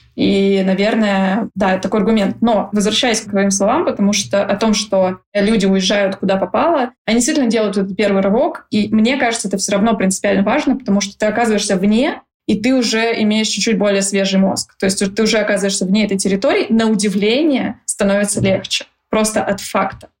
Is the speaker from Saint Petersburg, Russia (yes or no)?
yes; Saint Petersburg, Russia; moved away as an adult; also born or lived in Dubai; Я из Питера, и сейчас конкретно я нахожусь здесь. При этом э, сколько-то лет я жила в разных местах